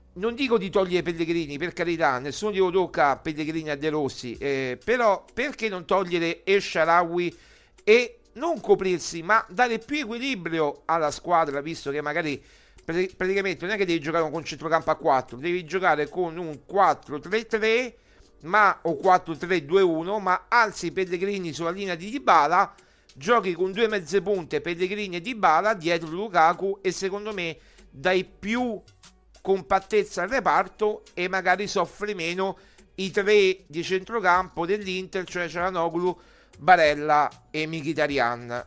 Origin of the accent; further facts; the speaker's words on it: Rome, Lazio, Italy; io sono nato a Roma ma ho cioè, sangue calabrese